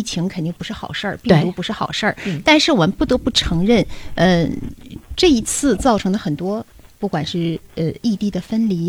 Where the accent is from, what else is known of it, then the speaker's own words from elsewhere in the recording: Dalian, Liaoning, China; 我本身就是大连人，所以我是上完大学，属于回到了家乡，